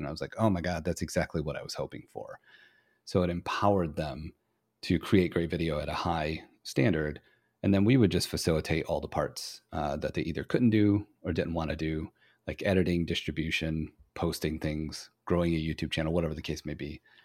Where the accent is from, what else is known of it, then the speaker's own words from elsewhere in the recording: Flint, Michigan, United States; originally I'm from Flint, Michigan